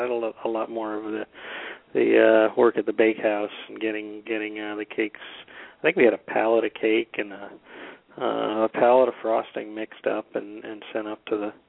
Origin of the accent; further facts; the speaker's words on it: North Carolina, United States; we are both from North Carolina?